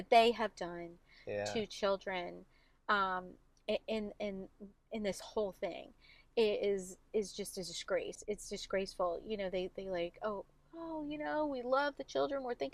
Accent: Collingdale, Pennsylvania, United States; I grew up in Collingdale

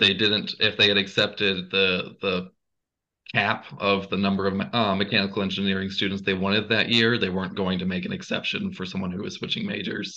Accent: Gainesville, Georgia, United States; I'm from Gainesville, Georgia, not Ohio.

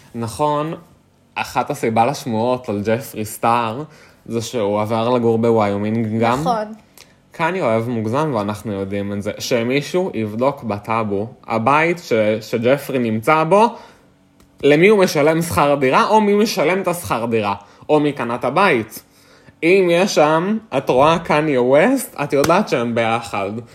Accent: Israel

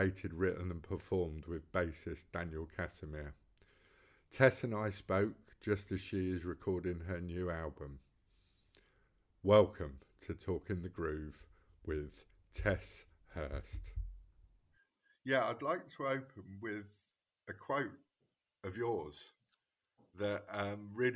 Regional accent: London, United Kingdom; moved away; I'm from West London

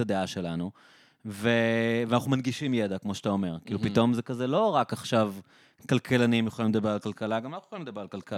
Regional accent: Israel; אנחנו ישראלים

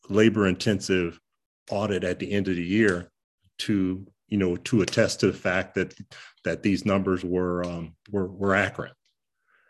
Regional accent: Detroit, Michigan, United States; Growing up in Detroit, in a city where we had three of the Fortune 10 companies at that time

